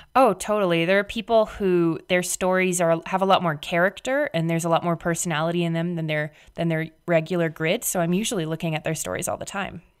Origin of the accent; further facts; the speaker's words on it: Canada; I'm Canadian